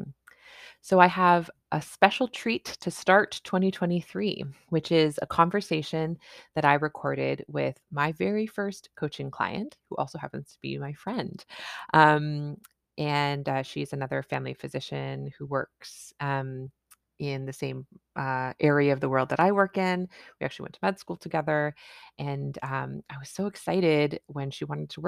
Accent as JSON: {"language": "English", "country": "Canada", "said": "I'm a Canadian family physician"}